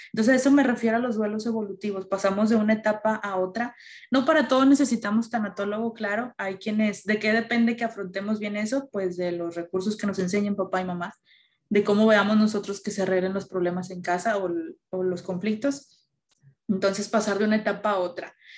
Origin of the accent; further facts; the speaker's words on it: Mexico; Como mexicanos tenemos las calaveritas y todo eso